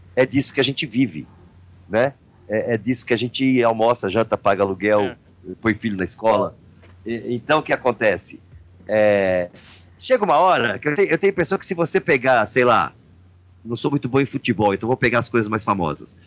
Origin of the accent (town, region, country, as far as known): Brazil